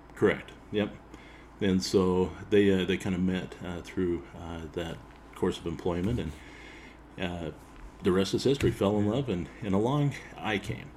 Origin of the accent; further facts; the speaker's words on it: Payson, Utah, United States; also born or lived in Provo, Utah; I was born in Provo and uh, raised uh, for a few years there in Payson